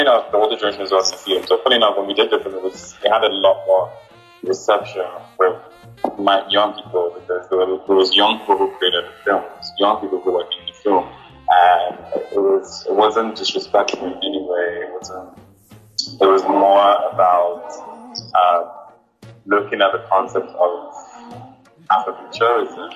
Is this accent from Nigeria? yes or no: yes; Nigeria; I'm Nigerian